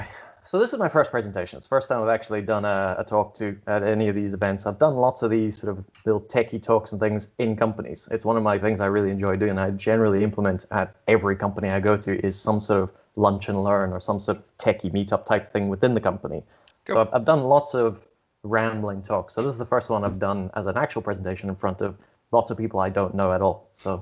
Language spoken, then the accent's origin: English; Scotland, United Kingdom; I don't even know where my accent comes from. Having grown up mostly in Scotland, I've never picked up any of that.